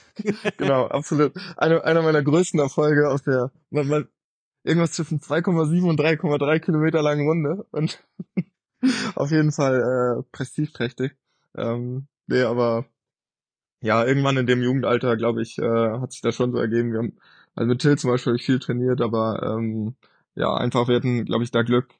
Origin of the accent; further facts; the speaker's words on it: Quickborn, Schleswig-Holstein, Germany; ich bin im Norden von Hamburg aufgewachsen, ne? Also in Quickborn